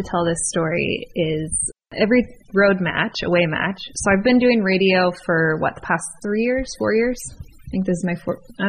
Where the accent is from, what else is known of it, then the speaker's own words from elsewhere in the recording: San Diego, California, United States; born there; I was born in San Diego, so a lot of cool things did happen there.